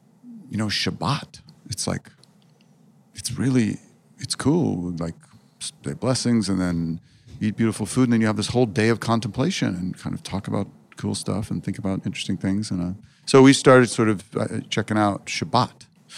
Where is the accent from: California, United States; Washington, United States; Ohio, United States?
California, United States; Berkeley; born or raised there